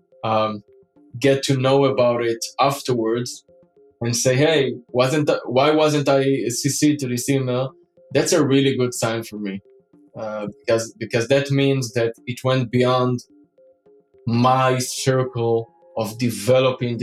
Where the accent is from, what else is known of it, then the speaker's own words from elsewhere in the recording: Israel; now in Europe; So today I'm based in Europe. But I grew up and I was born in Israel